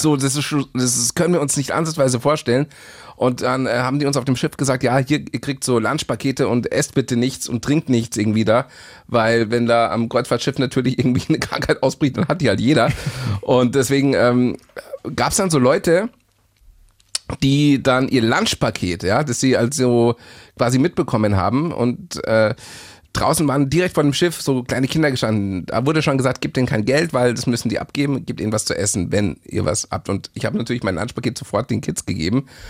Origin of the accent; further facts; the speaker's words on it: Bavaria, Germany; als Bayer